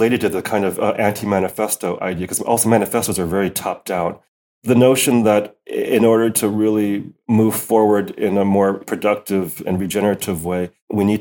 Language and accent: English; United States; now in Netherlands; as an American